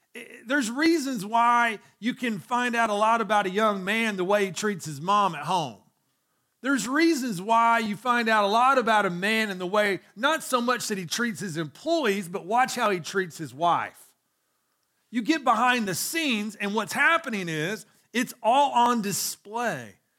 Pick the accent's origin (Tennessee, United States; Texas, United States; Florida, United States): Tennessee, United States; Chattanooga; growing up in Chattanooga